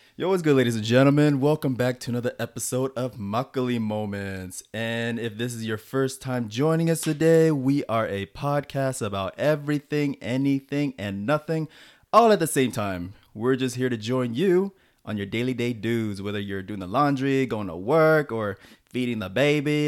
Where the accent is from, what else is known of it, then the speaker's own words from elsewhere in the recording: United States; moved away as an adult; now in South Korea; back in the States